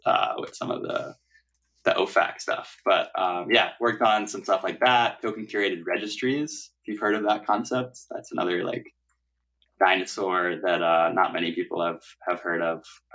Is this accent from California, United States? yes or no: no; New York City, New York, United States; I grew up in New York City and went to high school here